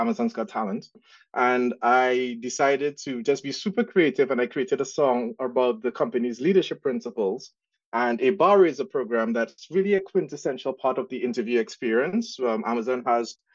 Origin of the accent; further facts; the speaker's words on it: Trinidad & Tobago; accent: Trinidad and Tobago; now in United States; the accent that you guys would hear is from Trinidad and Tobago. So I grew up in Trinidad and migrated to the States when in 2001. But yeah, my accent never left